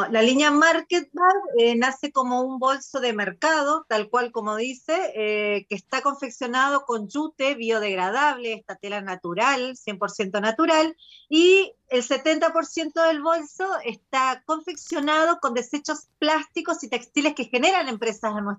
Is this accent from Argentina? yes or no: yes; Argentina; now in Machalí, Chile; soy argentina, eh, pero vivo hace nueve años en Chile, en la ciudad de Machalí. Así que tengo mi corazón dividido en este momento.